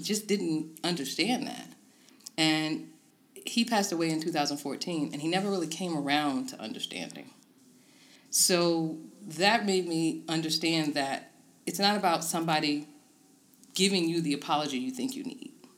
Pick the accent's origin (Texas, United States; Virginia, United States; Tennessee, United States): Virginia, United States; Tidewater; moved away as an adult; now in Harrisonburg, United States; I'm originally from the Tidewater, Virginia area and moved to Harrisonburg uh, a little over a decade ago